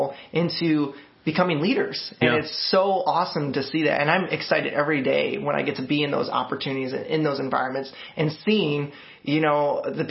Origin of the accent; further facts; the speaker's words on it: Montgomery, Illinois, United States; now in Peoria, United States; I grew up in a small town to me, town of Montgomery. And so it's about like 19,000 people